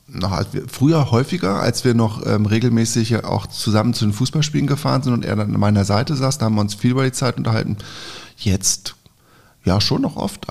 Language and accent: German; Lower Saxony, Germany; für mich als Niedersachse